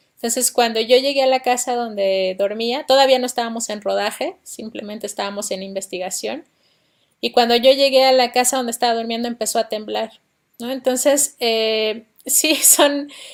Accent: Oaxaca, Mexico; moved away as an adult; also born or lived in Mexico City; yo soy de la ciudad de Oaxaca, nací en Oaxaca

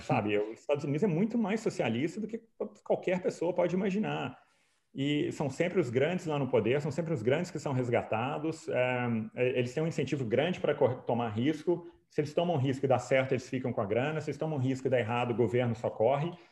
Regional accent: Brazil; eu sou brasileiro, claro, mas como economista austríaco

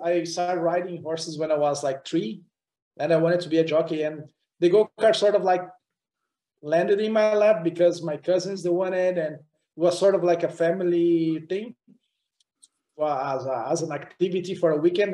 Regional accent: Curitiba, Paraná, Brazil; English is a second language; moved away; also born or lived in Europe; the local racetrack in Brazil, in my hometown Curitiba

